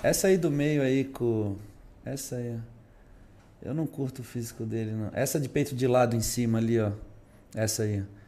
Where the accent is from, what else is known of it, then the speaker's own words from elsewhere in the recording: Brazil; Nós, como brasileiros